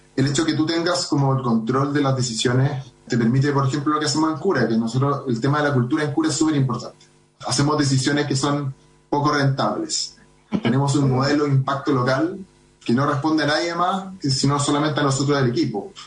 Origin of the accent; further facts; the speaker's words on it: Santiago, Santiago Metropolitan Region, Chile; Somos los menos que somos de Santiago